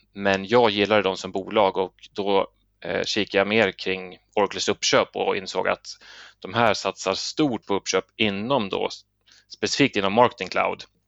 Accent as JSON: {"language": "Swedish", "country": "Sweden", "said": "vi svenskar"}